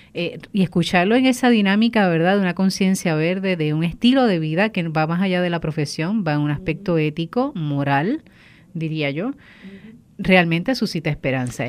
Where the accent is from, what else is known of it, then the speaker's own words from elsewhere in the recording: Bayamón, Puerto Rico; now in Cataño, Puerto Rico; soy natural de Bayamón, pero Cataño me ha adoptado por mucho tiempo